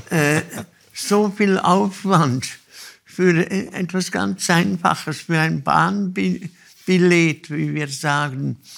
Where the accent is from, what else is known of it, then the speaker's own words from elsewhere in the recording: Olten, Solothurn, Switzerland; Als Kind, ich bin in Olten aufgewachsen, da gibt es eine Holzbrücke.